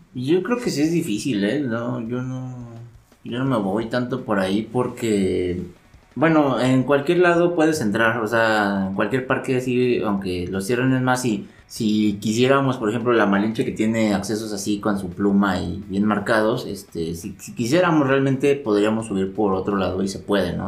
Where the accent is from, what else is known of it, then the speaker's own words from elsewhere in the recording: Mexico City, Mexico; nosotros como, como chilangos sí tenemos cierto privilegio de vivir en, la, en esta, a esta altura